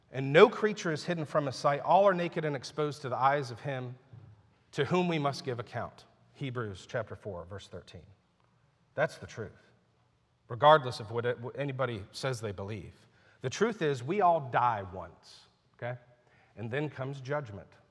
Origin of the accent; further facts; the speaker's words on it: United States; I'm a Christian who happens to be an American citizen. And I'm very thankful I live here